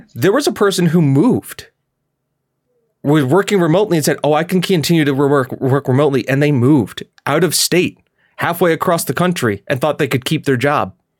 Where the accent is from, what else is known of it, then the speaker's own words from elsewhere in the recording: Scotland, United Kingdom; now in United States; as a Scottish person